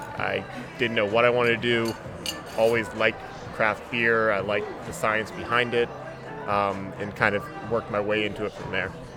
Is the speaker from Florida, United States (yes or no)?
yes; Jacksonville, Florida, United States; also born or lived in Syracuse; born and raised in Jacksonville